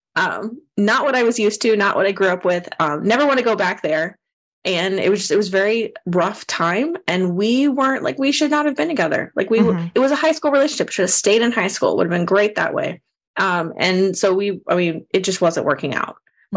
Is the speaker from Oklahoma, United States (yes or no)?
no; Austin, Texas, United States; I grew up here in the Austin, Texas area